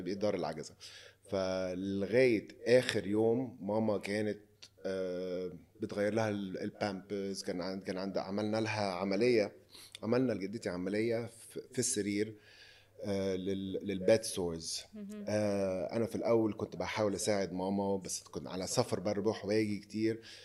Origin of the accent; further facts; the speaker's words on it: Egypt; moved away as an adult; now in Lebanon; عندنا في مصر